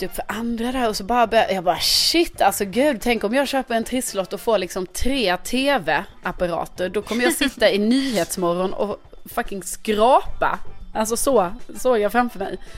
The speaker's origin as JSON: {"language": "Swedish", "town": "Lund", "region": "Skåne", "country": "Sweden", "said": "Jag kommer ju från Lund."}